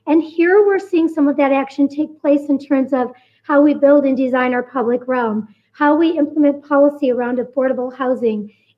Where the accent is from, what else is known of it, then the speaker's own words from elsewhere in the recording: Flint, Michigan, United States; moved away as an adult; also born or lived in Detroit; now in Denver, United States; Growing up in Flint and coming from Detroit